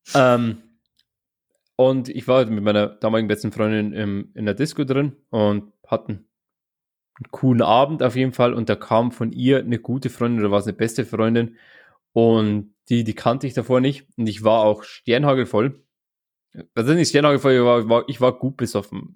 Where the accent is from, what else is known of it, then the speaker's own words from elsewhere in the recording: Straubing, Bavaria, Germany; Ich komme ja aus Straubing